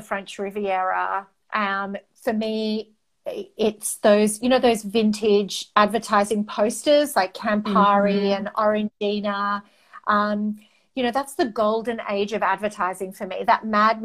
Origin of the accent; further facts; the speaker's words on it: Australia; first language Greek; English is a second language; I'm the first generation in my family born in Australia.